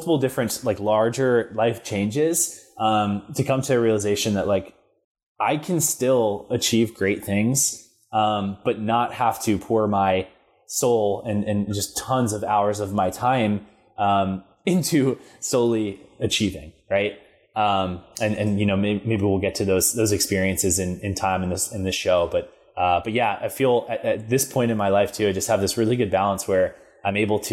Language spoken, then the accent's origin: English; Freehold, New Jersey, United States; I grew up in New Jersey. It's a town called Freehold, straight in the center of New Jersey